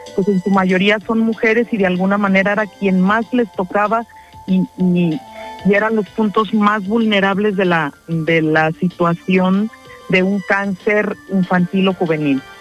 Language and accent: Spanish; Jocotepec, Jalisco, Mexico; en mi municipio de donde soy este, nativa y he vivido toda, todo el tiempo